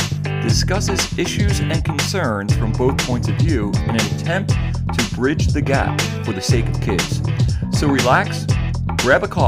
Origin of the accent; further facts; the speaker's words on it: United States; I was raised in American culture